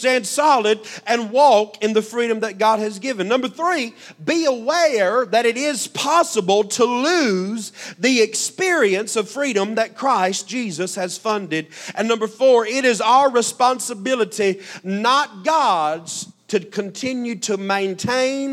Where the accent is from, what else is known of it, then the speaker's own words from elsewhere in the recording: United States; as an American